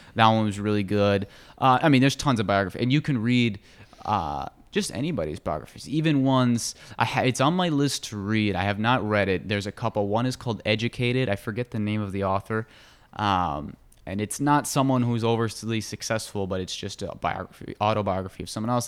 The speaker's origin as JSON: {"language": "English", "country": "United States", "tie": "born or raised there", "said": "I grew up in America and have a very Western view of the world"}